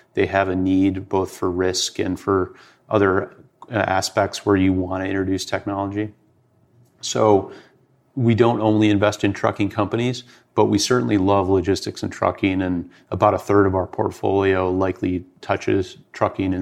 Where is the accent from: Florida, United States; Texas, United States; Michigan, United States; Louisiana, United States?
Michigan, United States; Detroit; I grew up in Detroit.